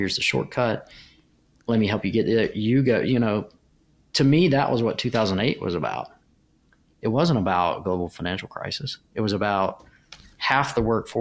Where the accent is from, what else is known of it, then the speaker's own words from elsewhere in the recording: United States; You grow up in America